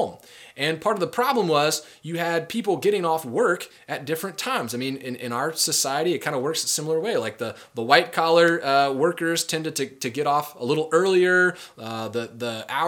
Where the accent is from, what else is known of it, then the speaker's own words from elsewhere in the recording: United States; we're modern American people